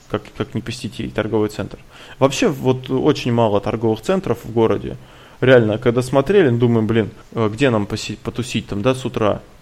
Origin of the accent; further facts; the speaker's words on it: Kursk, Kursk Oblast, Russia; сразу сказали, что мы из Курска